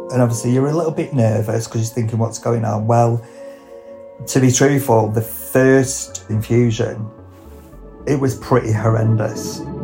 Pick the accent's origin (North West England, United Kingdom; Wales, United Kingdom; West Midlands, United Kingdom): North West England, United Kingdom; Lancashire; I'm a hairdresser from Lancashire